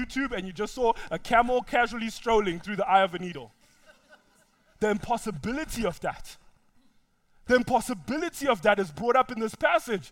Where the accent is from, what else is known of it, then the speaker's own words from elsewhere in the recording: Zimbabwe; now in United States; I know where I come from. I come from Zimbabwe.